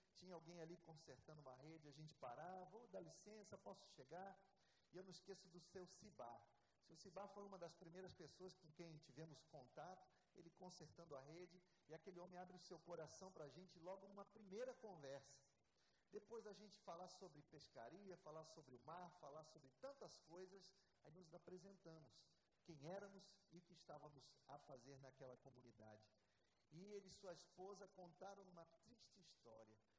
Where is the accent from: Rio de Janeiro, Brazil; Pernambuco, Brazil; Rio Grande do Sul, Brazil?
Rio de Janeiro, Brazil; moved away as an adult; also born or lived in São Paulo / São Luís; eu nasci aqui no Rio de Janeiro, na zona oeste do Rio. Até os meus 22 anos eu estive aqui